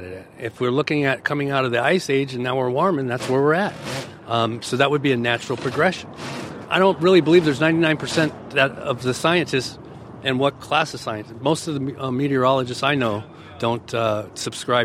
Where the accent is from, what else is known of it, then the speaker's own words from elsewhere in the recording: Los Angeles, California, United States; now in San Leandro, United States; I'm from Los Angeles, California, but I currently live in San Leandro